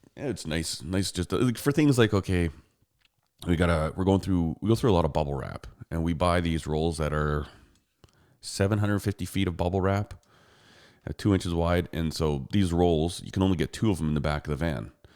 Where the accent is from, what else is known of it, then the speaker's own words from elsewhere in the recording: Canada; I'm a Canadian.